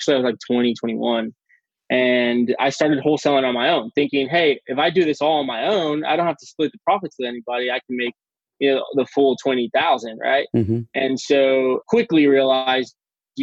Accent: McAllen, Texas, United States; also born or lived in San Antonio, Texas; I am in McAllen, Texas. Okay. I was born and raised in McAllen

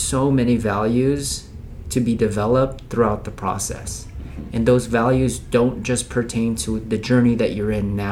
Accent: Philippines; moved away; I'm from Philippines

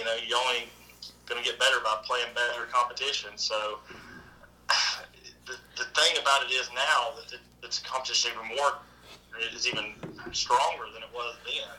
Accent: Tennessee, United States; the state of Tennessee, which is my home state

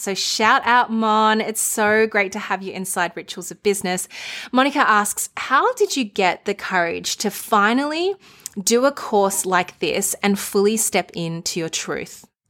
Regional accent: Melbourne, Victoria, Australia; my hometown

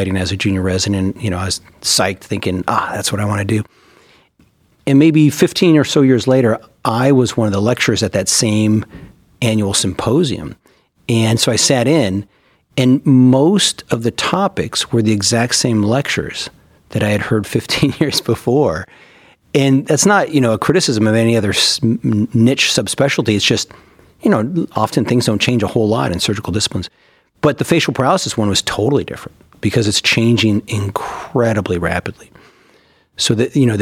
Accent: California, United States; moved away as an adult; also born or lived in Minnesota / Baltimore, Maryland; now in Cleveland, United States; I'm from California and did all of my training, was born and raised there

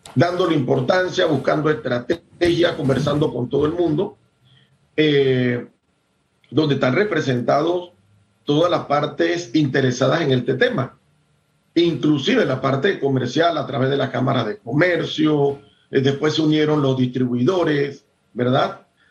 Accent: Panama; todos los que somos panameños, todos los que vivimos en Panamá

